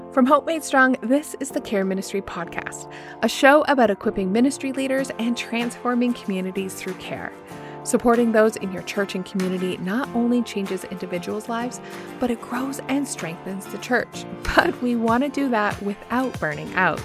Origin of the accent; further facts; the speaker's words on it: Woodstock, Ontario, Canada; Movement Church in my hometown, Woodstock, Ontario.